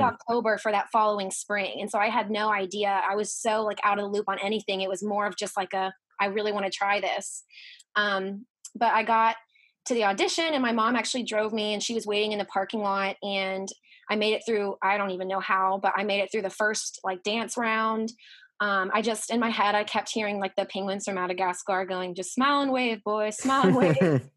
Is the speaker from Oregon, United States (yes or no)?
no; Dallas, Texas, United States; moved away as an adult; also born or lived in South Carolina; I'm from Texas. I'm from Dallas.